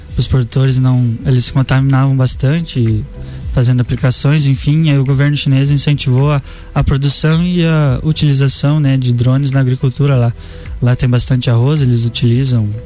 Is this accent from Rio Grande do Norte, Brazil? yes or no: no; Campo Erê, Santa Catarina, Brazil; also born or lived in São Bernardino, Santa Catarina; Eu sou da, da região oeste do estado de Santa Catarina, né? De Campo Herê